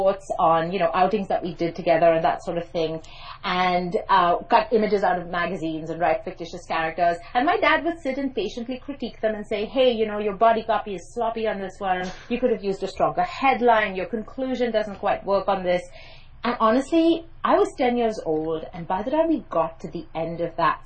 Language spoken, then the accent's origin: English; Mumbai, Maharashtra, India; accent: private English school Mumbai accent; first language English; I grew up in Mumbai, by the way, in case you're wondering about my accent.